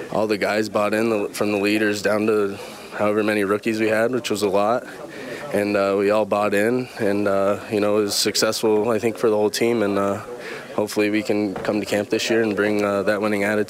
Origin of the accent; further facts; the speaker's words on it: Florida, United States; growing up in Florida